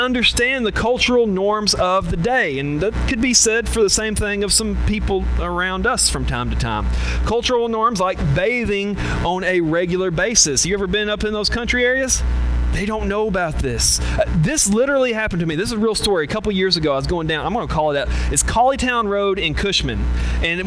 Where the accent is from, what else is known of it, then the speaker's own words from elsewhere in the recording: Batesville, Arkansas, United States; accent: Southern drawl; I am pretty proud of being Southern